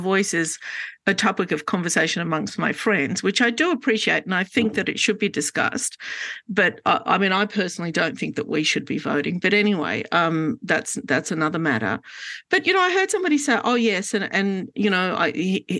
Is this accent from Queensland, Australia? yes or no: no; Sydney, New South Wales, Australia; I grew up in Glebe